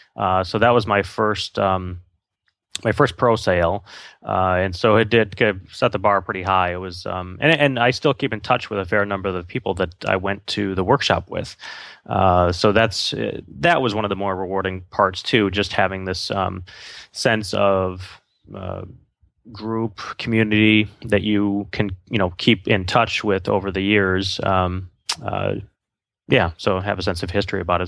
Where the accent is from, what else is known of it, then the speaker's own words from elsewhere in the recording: Wisconsin, United States; I grew up in Wisconsin